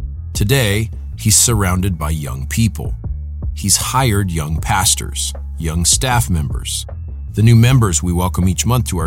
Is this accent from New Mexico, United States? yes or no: yes; Albuquerque, New Mexico, United States; outside of my hometown, Albuquerque.